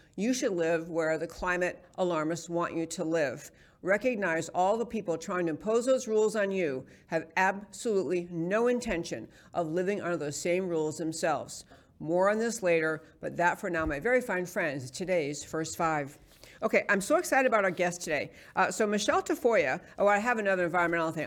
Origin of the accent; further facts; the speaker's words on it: New York City, New York, United States; moved away; in New York City, where I grew up in New York